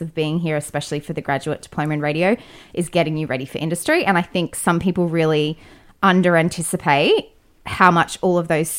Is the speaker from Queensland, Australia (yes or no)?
yes; North Queensland, Australia; now in Sydney, Australia; I'm from North Queensland